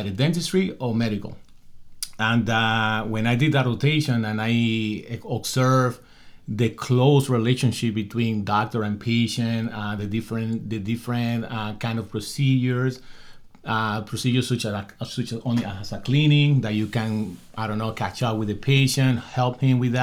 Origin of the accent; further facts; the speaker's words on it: Dominican Republic; moved away as an adult; I come from the Dominican Republic